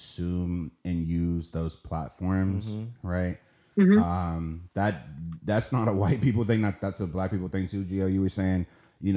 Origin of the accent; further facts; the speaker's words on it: Washington, District of Columbia, United States; I'm from Southeast DC